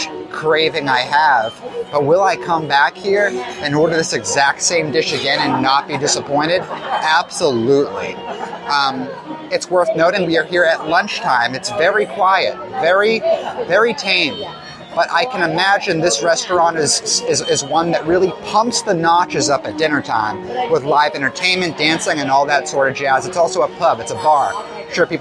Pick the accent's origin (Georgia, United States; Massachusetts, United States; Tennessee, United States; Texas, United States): Massachusetts, United States; Boston; me and … are both from Boston, Massachusetts